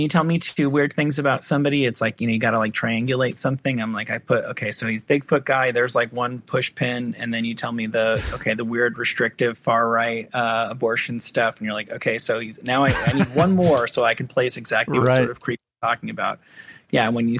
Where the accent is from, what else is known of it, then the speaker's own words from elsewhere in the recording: New Jersey, United States; Because like I'm from New Jersey